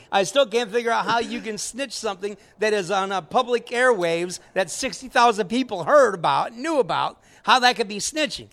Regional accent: Midwest, United States; now in Tampa Bay area, United States; I'm from the Midwest

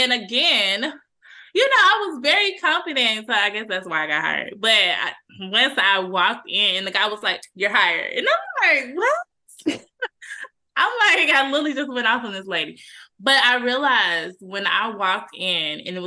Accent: Cedar Hill, Texas, United States; I grew up in Cedar Hill.

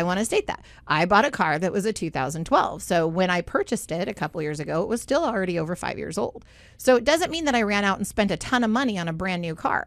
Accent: Southern California, United States; growing up in Southern California

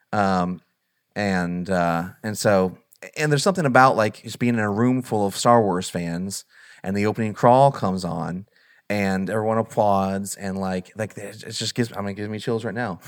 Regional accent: Southern Illinois, United States; growing up in Southern Illinois, where there's literally nothing

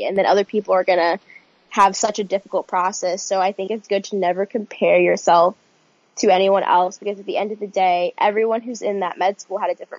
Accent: New York City, New York, United States; Yes, I'm from New York City.

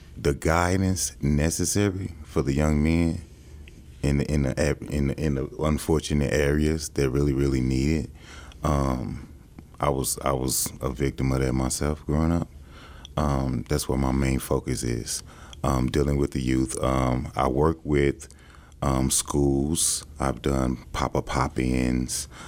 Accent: St. Louis, Missouri, United States; moved away as an adult; now in Kansas City, United States; I'm from St. Louis, Missouri.

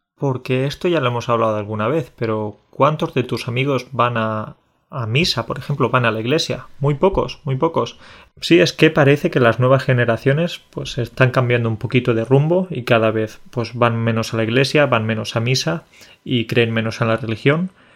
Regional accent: Spain; decimos que somos españoles

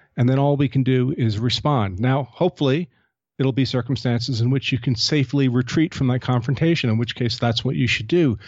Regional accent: United States; I'm an American gun owner

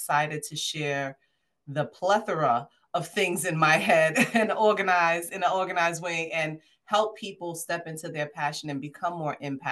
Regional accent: New York City, New York, United States; I'm from Brooklyn. I'm a Brooklynite.

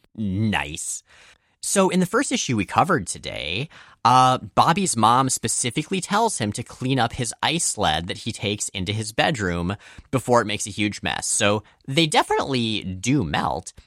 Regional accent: Florida, United States; we grew up in Florida.

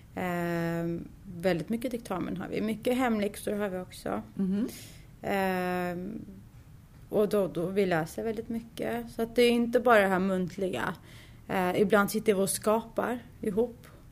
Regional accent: Sweden; Jag är född och uppvuxen här i Sverige

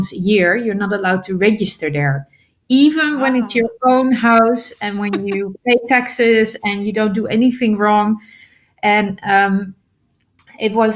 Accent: Netherlands; I'm originally from the Netherlands

